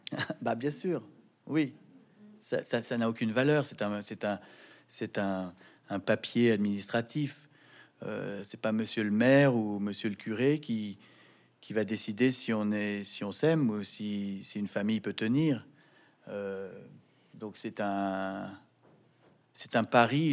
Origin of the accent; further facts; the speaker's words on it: France; Je suis français. Je vis dans un pays qui est fier de sa liberté d'expression.